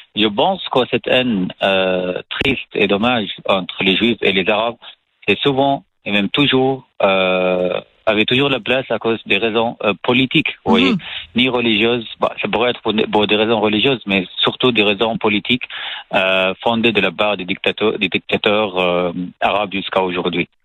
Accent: Syria; French is a second language; moved away as an adult; now in France; je suis né en Syrie, dans, dans une famille salafiste

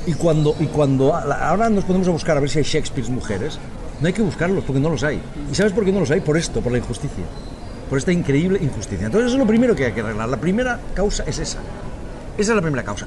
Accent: Spain; now in Catalonia, Spain; los españoles

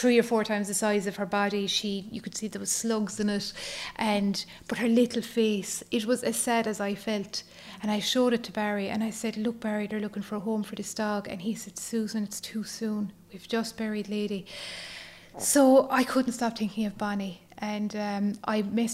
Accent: County Waterford, Munster, Ireland; moved away as an adult; now in County Kerry, Ireland; I'm from County Waterford, so I'm married down here in Kerry. So my family are all down in Waterford.

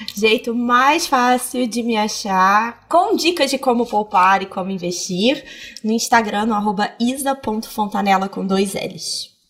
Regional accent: Petrópolis, Rio de Janeiro, Brazil; now in Rio de Janeiro, Brazil; Eu nasci em Petrópolis

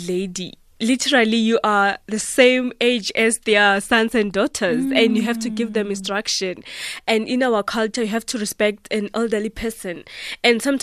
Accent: South Africa; I am a South African

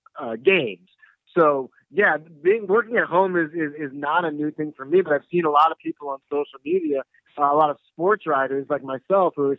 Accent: St. Louis, Missouri, United States; moved away as an adult; also born or lived in New Orleans / Denver; I'm actually from St. Louis, but I moved away. I wrote for the New Orleans paper and the Denver paper, and I came back in the summer of 2015

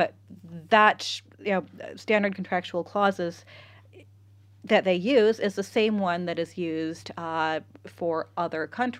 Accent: California, United States; now in Ireland; Again, I grew up in California.

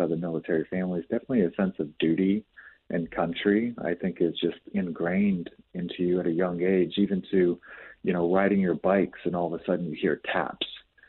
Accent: Jacksonville, Florida, United States; also born or lived in Colorado / Texas; So we lived in Colorado for a time, lived in Texas, lived back in Colorado, spent most of our time growing up in Florida.

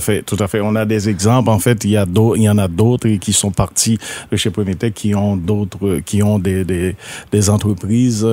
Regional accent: Haiti; now in Rivière-du-Loup, Canada; je suis haïtien d'origine, immigrant et puis je suis arrivé dans le bas Saint-Laurent à cause du travail

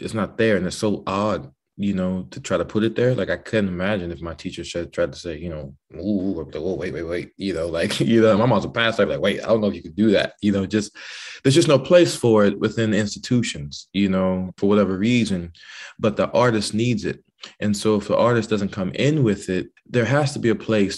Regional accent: the American South, United States; As a Southern man

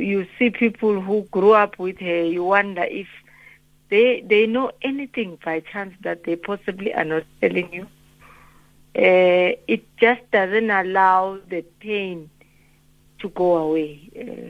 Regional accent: Mpumalanga, South Africa; where we were born and bred in Petal, Mpumalanga

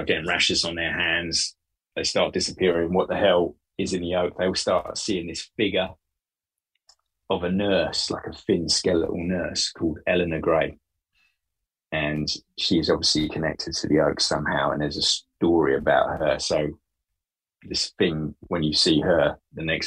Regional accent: Bury St Edmunds, East of England, United Kingdom; when I grew up in Bury St. Edmunds

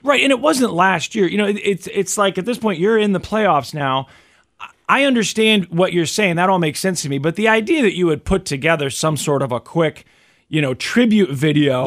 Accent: Kansas City, Missouri, United States; growing up in Kansas City, Missouri

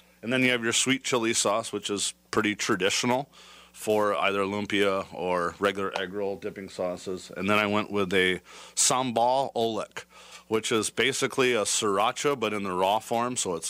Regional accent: California, United States; I grew up in California.

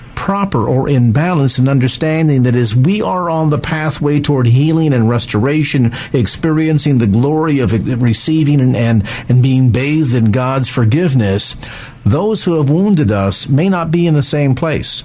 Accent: South San Francisco, California, United States; South San Francisco, my hometown

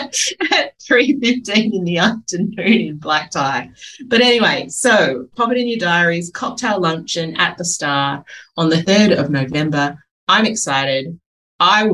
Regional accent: Adelaide, South Australia, Australia; I am from Adelaide

